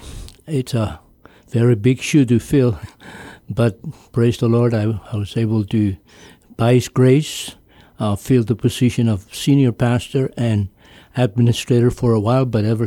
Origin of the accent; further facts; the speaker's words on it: Pohnpei, Micronesia; Yes, I was... I've never been away from Pompeii